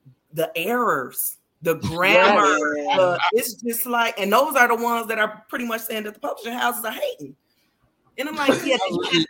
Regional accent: Chicago, Illinois, United States; So the book is based loosely off of my life. I'm from Chicago.

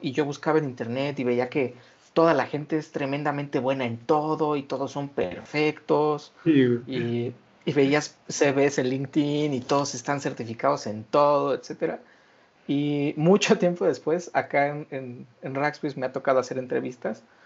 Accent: Mexico; como mexicanos somos muy eh, enamoradizos

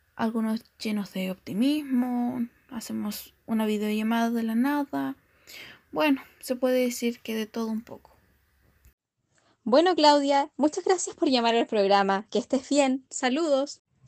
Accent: Galvarino, Araucanía, Chile; Soy de Galvarino, región de la Huracanía

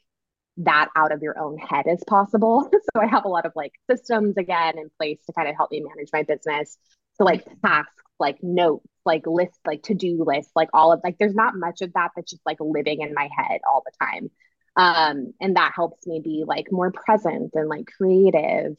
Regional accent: Southern California, United States; I grew up in Southern California

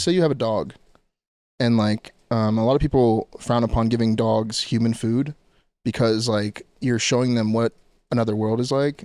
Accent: Orange County, California, United States; I'm from Orange County

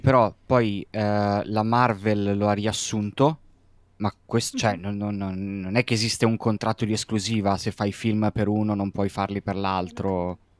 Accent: Milan, Lombardy, Italy; come milanese

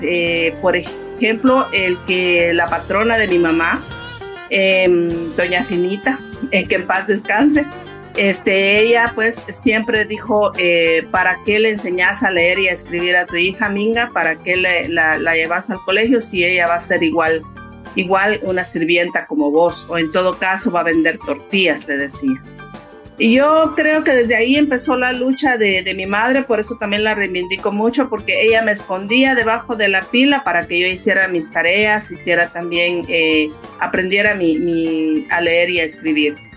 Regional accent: Uspantán, Quiché, Guatemala; soy maya quiché, soy originaria de Uspantán, el norte del país

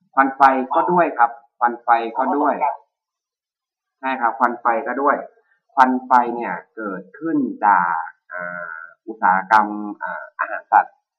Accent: Lampang, Thailand; now in Chiang Mai, Thailand; จริงๆผมก็ไม่ใช่คนเชียงใหม่นะ จริงๆผมเป็นคนลำปางนะครับ

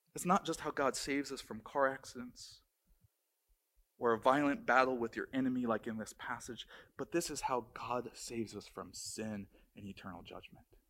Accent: Maryland, United States; moved away; I grew up in Maryland

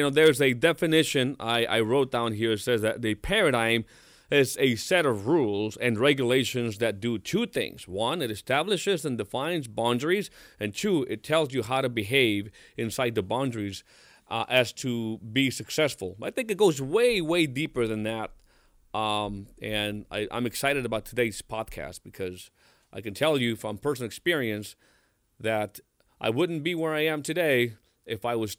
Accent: Mexico; English is a second language; moved away; I came from Mexico in 1998 for the second time, left home. So I left home with $10 in my pocket and was working at a factory

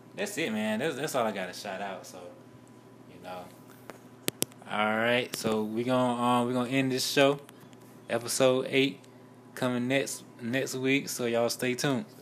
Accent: Rocky Mount, North Carolina, United States; Rocky Mount, my hometown

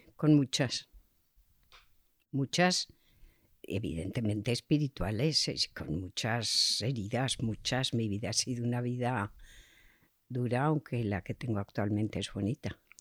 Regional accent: Zaragoza, Aragon, Spain; also born or lived in Barcelona / Chodes; En mi familia era una familia conocida en Zaragoza, pero con medios económicos muy escasos.

